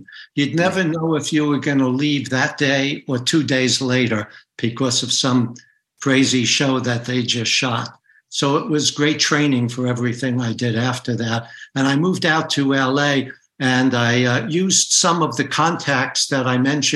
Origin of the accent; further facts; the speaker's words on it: New York City, New York, United States; also born or lived in London; I grew up in the Bronx